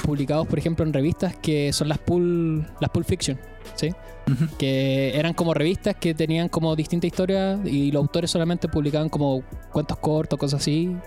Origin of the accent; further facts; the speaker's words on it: Chile; como chileno